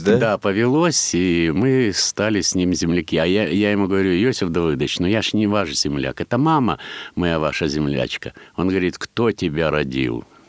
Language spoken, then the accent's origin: Russian; Kamianske, Dnipropetrovsk Oblast, Ukraine; moved away; я родился в Днепродзержинске